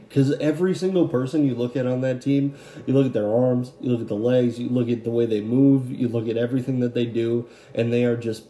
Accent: Billings, Montana, United States; You're from my hometown of Billings, Montana. I never met you. I think I moved out of Billings before you were growing up.

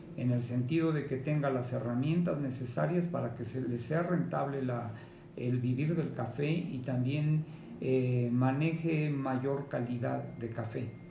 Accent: Mexico

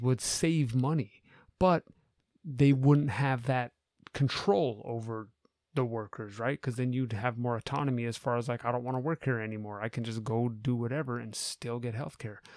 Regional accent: United States; as an American

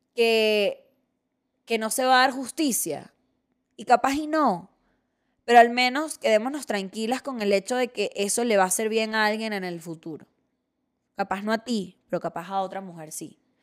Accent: Venezuela; moved away as an adult; now in Mexico; soy gracias a aquellas que me formaron en, mi país natal

